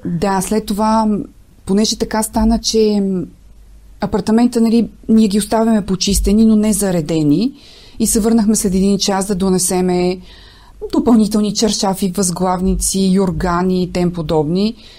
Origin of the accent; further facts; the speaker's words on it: Nesebar, Burgas Province, Bulgaria; now in Sofia, Bulgaria; от Несебър, макар че живея в София